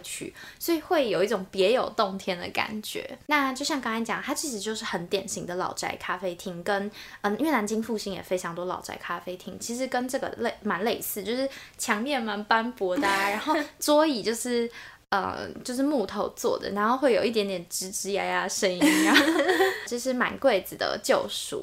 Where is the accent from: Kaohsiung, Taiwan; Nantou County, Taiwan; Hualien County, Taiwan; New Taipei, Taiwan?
New Taipei, Taiwan; 我就是在新北长大，然后嗯。在台北市读书